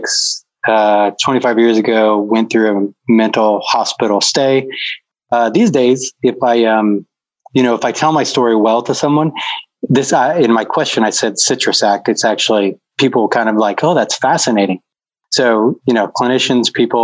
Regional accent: Decatur, Illinois, United States; also born or lived in Mount Zion, Illinois; Decatur is where I grew up, Mount Zion, Illinois.

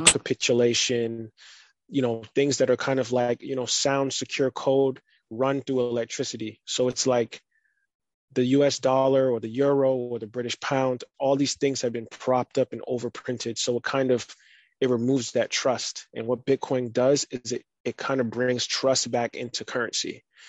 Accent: United States; also born or lived in Barbados; I was born in America, but I lived in Barbados for four years, and then I would go back and forth every summer

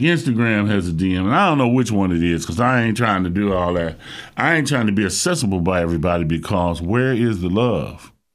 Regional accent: Dayton, Ohio, United States; also born or lived in Cleveland, Ohio; I'm a Ohio native. I was born in Cleveland, raised in Dayton

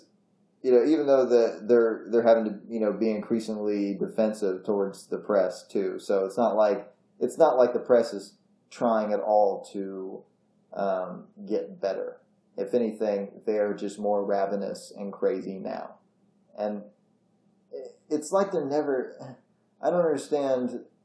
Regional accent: Indiana, United States; I'm from Indiana

